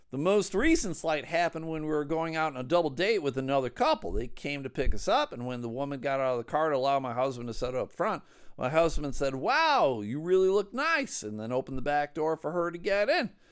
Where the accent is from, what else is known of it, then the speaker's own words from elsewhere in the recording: Buffalo, New York, United States; now in Midland, United States; I grew up in Buffalo